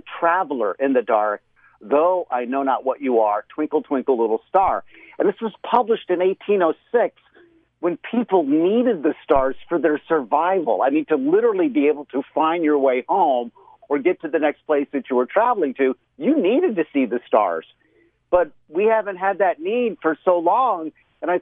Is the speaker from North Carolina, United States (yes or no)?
no; Florida, United States; moved away; when I was a kid, living in Florida, growing up in Florida in my early childhood years